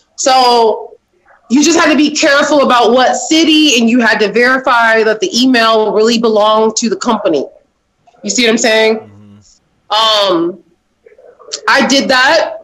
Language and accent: English; Champaign, Illinois, United States; Champaign, Illinois.